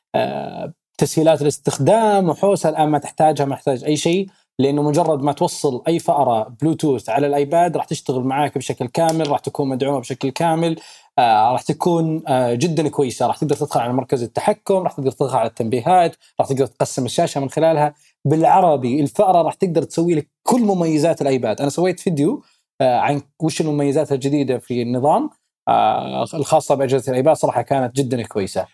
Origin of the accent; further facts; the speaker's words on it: Saudi Arabia; احنا عندنا بالسعوديه